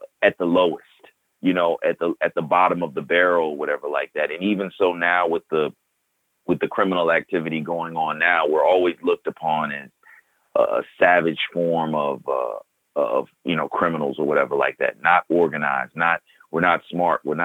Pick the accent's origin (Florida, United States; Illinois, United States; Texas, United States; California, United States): Illinois, United States; Chicago; from growing up as a kid and a young adult to where I'm at now, I can safely say, 'cause I come from the South Side of Chicago